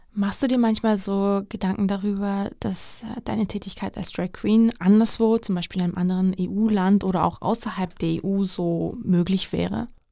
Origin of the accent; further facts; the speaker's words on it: Georgia; in meinem Heimatland Georgien